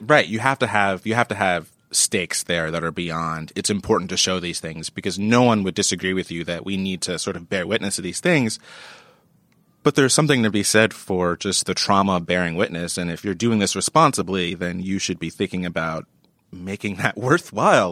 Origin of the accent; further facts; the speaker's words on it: New York, United States; as a New Yorker